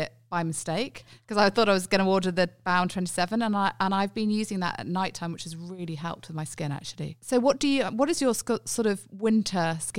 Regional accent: United Kingdom; now in Australia; as a Brit, I'm used to very, very cold winters. So moving to Australia

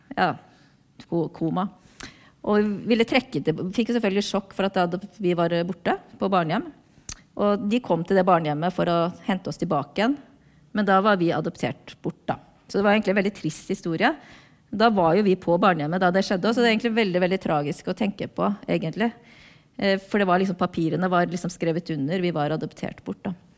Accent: Norway; also born or lived in South Korea; jeg ble norsk

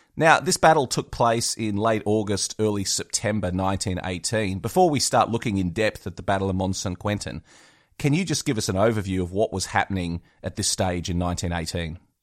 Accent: West Wyalong, New South Wales, Australia; my hometown of West Wyalong in New South Wales

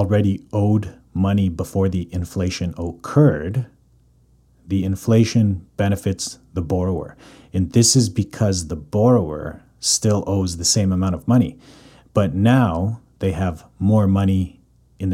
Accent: Calgary, Alberta, Canada; born or raised there; moved away as an adult; now in Vancouver, Canada

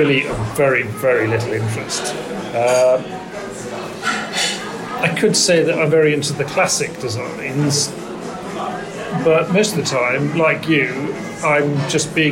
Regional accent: Norway; also born or lived in Aarhus, Denmark / Oxford, England; I was born in Aarhus in Denmark. Then I spent the first 4 or 5 years of my life in Oxford, right, before moving back to Norway. My father's Norwegian.

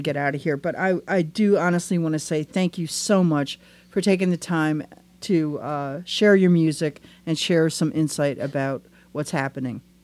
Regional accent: Wisconsin, United States; where I grew up out in Wisconsin

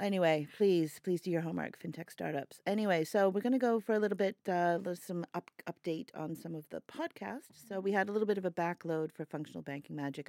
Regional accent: United States; moved away; I'm American

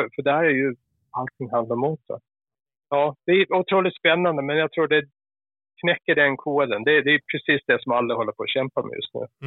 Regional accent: Gotland, Sweden; accent: Gotlandic; moved away; Jag är ju gotlänning

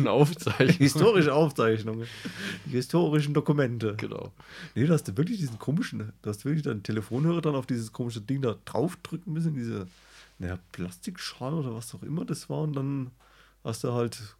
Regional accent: West Germany, Germany; born there; Also ich bin zwar im Westen

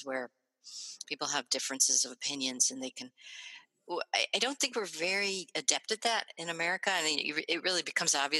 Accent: Springfield, Ohio, United States; moved away as an adult; also born or lived in Illinois / Oregon; now in Minnesota, United States; I grew up middle class in Springfield, Ohio

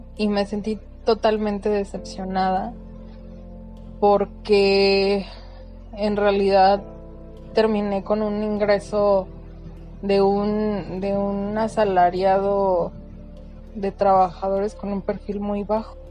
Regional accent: San Luis Potosí, Mexico; soy de San Luis.

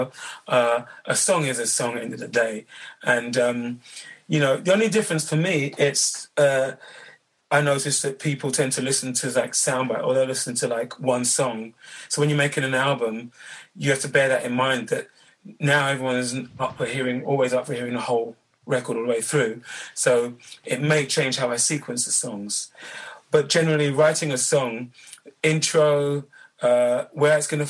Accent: London, United Kingdom; Born and raised in London

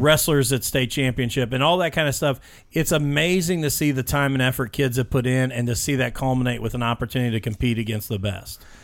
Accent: Mitchell, Indiana, United States; also born or lived in Vernon, Indiana; I grew up in Mitchell, Indiana, another small town

